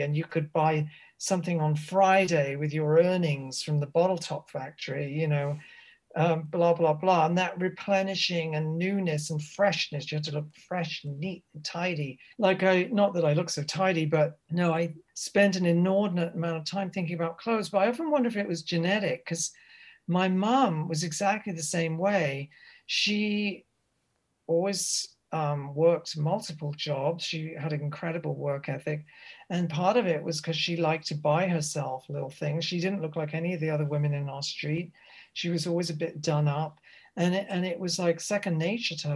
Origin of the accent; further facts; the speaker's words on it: Reading, South East England, United Kingdom; I grew up in Reading